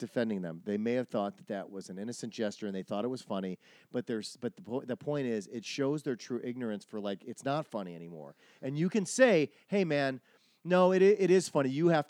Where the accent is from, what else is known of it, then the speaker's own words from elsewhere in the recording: Wisconsin, United States; moved away; I'm from Wisconsin, and I was around for these things. When I was in college in Milwaukee